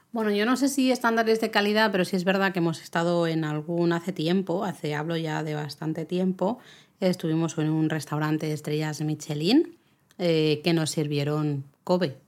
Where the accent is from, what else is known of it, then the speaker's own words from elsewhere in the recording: Catalonia, Spain; yo soy catalana